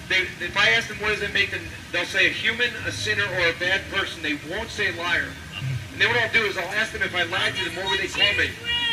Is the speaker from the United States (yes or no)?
yes; New Jersey, United States; See, I'm from New Jersey. I drive in New York.